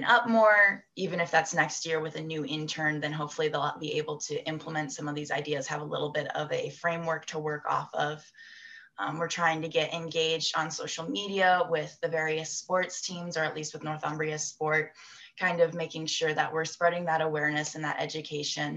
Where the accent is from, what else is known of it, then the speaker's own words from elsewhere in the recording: United States; moved away as an adult; also born or lived in Newcastle, United Kingdom; I'm from the States